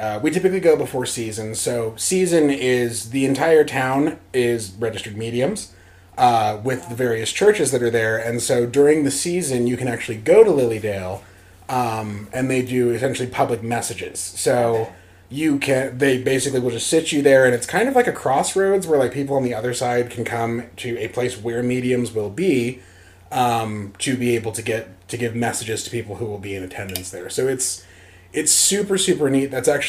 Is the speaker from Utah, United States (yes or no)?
yes; Salt Lake City, Utah, United States; moved away as an adult; now in Pittsburgh, United States; I guess, what do I say about myself? I'm originally from Salt Lake City, Utah. The next question that you will have is, yes, I was raised Mormon.